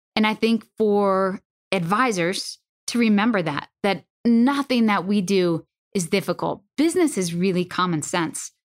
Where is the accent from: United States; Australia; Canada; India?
United States; Northeast; I'm from the Northeast